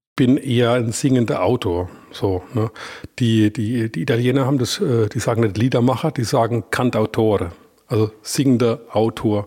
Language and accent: German; Iggelheim, Rhineland-Palatinate, Germany; accent: Palatine; first language Palatine German; ich bin ja aus Iglem